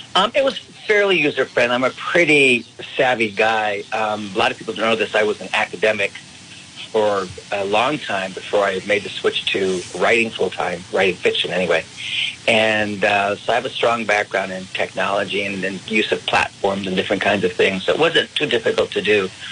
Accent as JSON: {"language": "English", "region": "California", "country": "United States", "tie": "born or raised there", "also_born_or_lived": "Lubbock, Texas / Chicago, Illinois", "moved": "as an adult", "said": "now I'm back in my home state of California"}